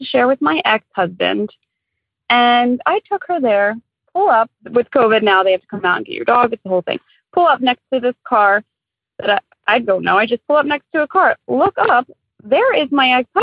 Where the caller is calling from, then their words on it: Baltimore, Maryland, United States; I am calling from Baltimore, Maryland